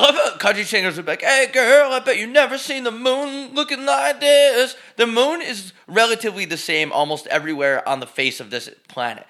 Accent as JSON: {"language": "English", "country": "United States", "moved": "yes", "lives_now": "Scottsdale, United States", "said": "I'm fucking from New York."}